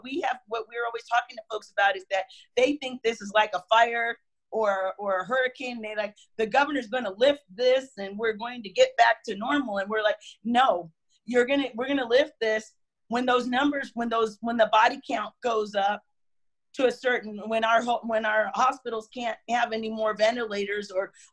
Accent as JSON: {"language": "English", "country": "United States", "said": "we love being an American"}